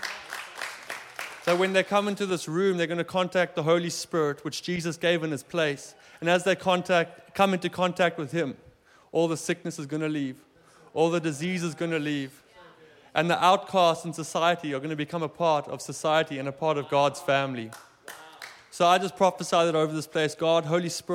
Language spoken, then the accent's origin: English; South Africa; now in Germany; I'm from South Africa. My family still lives there.